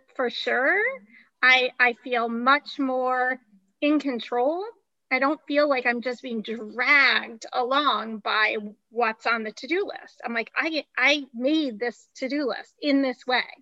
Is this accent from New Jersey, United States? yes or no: yes; New Jersey, United States; also born or lived in Ohio; We're in New Jersey, where I was raised.